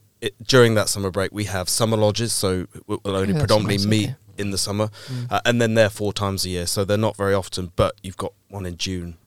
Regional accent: Swindon, South West England, United Kingdom; So initially a Wiltshire Mason through and through, from Swindon.

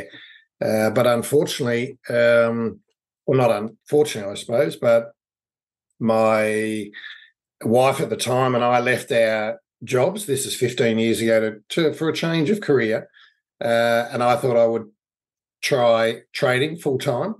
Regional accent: Melbourne, Victoria, Australia; I grew up in Melbourne, Australia. I've been here all my life.

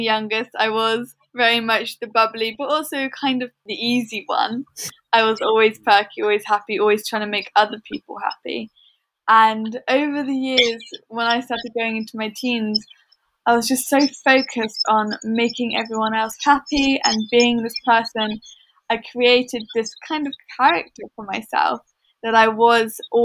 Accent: Watlington, South East England, United Kingdom; also born or lived in London; We moved from London, Shepherd's Bush, when I was three. So Watlington is all I've ever really known. And it's kind of like the village that raised me

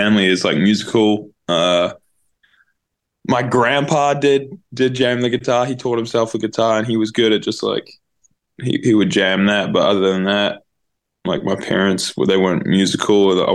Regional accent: Auckland, New Zealand; Yeah, no, New Zealand. Yeah, born and raised in New Zealand.

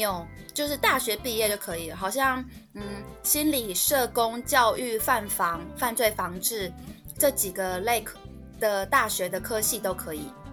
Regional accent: Keelung, Taiwan; 我那时候是基隆人，然后我去了士林地方法院

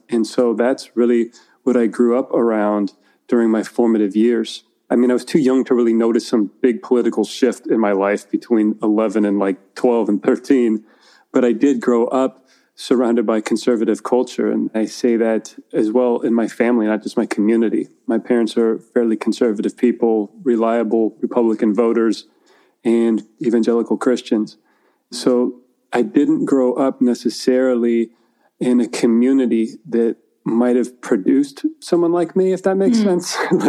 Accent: Napa, California, United States; So I grew up in California, split between two different cities. I spent early childhood up till I was, I think, 11 or 12 in Napa, which is about a 45-minute drive north

